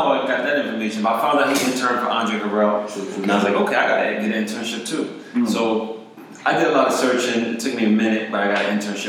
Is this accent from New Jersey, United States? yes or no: yes; East Orange, New Jersey, United States; long story short, I was born in East Orange, New Jersey in 1985 during the crack epidemic